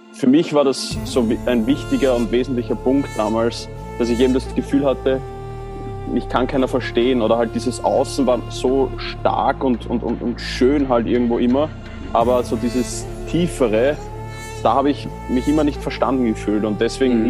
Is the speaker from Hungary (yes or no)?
no; Baden, Lower Austria, Austria; ich komme aus Baden in Österreich